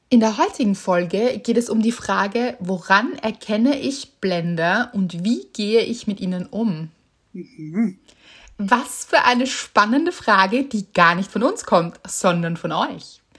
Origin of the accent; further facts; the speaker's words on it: Northern Germany, Germany; habe ich als Norddeutsche neulich im Urlaub